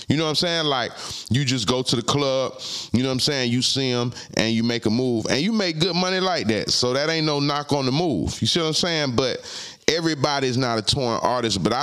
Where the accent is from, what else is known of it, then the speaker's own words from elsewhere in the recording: Palm Beach, Florida, United States; Palm Beach, where I'm from